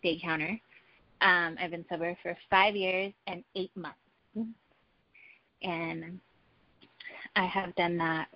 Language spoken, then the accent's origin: English; Los Angeles, California, United States; I am from Los Angeles. I've always been – I'm a native.